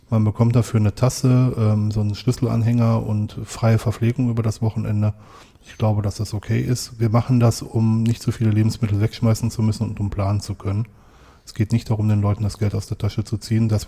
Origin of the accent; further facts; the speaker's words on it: North Rhine-Westphalia, Germany; das ist im, im, im Ruhrgebiet und ich werde natürlich in meiner Heimat dabei sein, wenn so die Event startet.